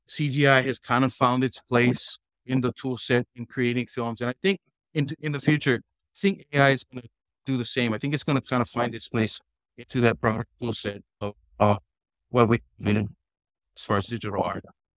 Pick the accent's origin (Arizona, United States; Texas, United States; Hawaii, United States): Hawaii, United States; I kind of felt like this is kind of where I belong and I'm a Hawaiian.